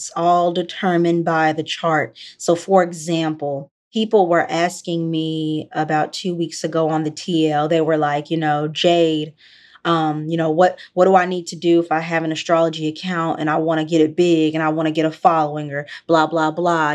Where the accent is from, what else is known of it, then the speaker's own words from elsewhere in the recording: Memphis, Tennessee, United States; I'm from Memphis. I'm from the deep South